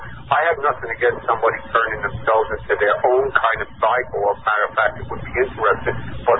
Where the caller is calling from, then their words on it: New York, United States; Hi, Kevin and Alan. … from New York, and I have a question for Alan.